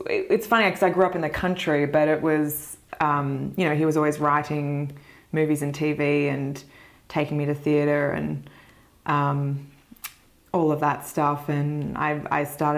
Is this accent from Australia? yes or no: yes; Mornington Peninsula, near Melbourne, Victoria, Australia; accent: Australian; I grew up on the Mornington Peninsula, which is about an hour south of Melbourne